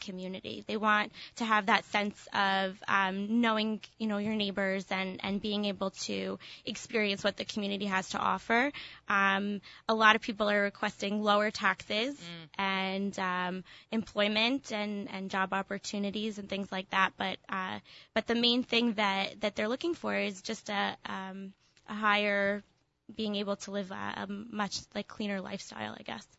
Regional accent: Cherry Hill, New Jersey, United States; moved away; I am from Cherry Hill

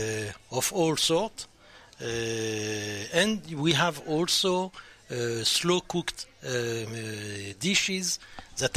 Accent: France; accent: French; English is a second language; my French accent

